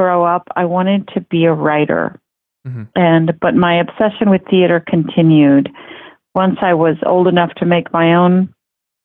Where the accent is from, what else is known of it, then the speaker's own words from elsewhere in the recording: Mexico City, Mexico; now in Fort Worth, United States; I grew up in Mexico City